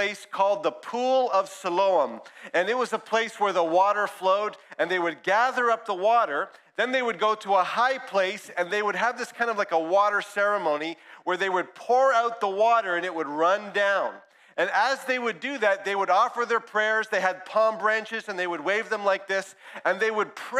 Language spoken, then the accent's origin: English; Brampton, Ontario, Canada; also born or lived in Ajax; I grew up in one church in Brampton